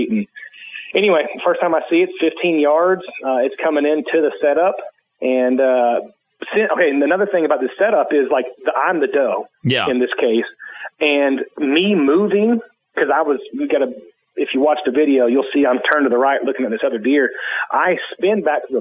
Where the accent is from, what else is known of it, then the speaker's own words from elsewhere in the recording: Oklahoma, United States; This is my home state.